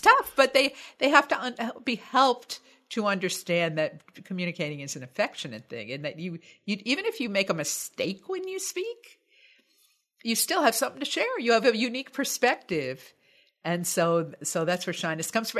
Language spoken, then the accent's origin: English; United States; I'm American, U S A American